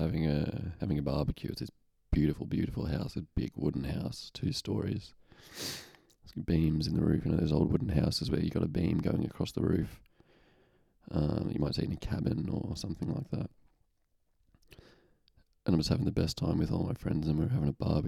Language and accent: English; Lithgow, New South Wales, Australia; I'm in Lithgow, I'm in my hometown